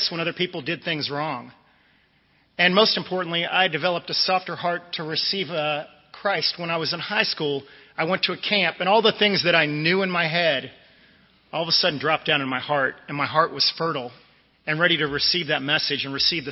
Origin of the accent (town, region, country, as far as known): Northern Virginia, United States; born or raised there